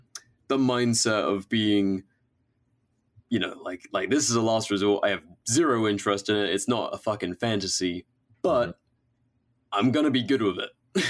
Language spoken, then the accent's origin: English; England, United Kingdom; living and growing up in England